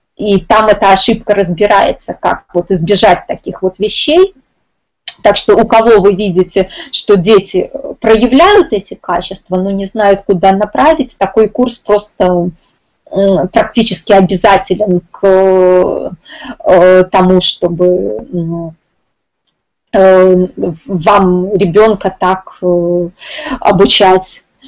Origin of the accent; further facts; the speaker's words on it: Minsk, Belarus; я из Минска